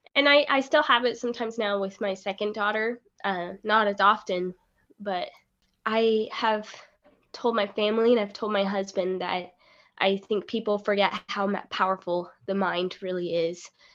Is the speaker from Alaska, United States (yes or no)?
yes; Alaska, United States; moved away as an adult; also born or lived in Rexburg, Idaho / Ohio; now in Maryland, United States; I was born and raised in Alaska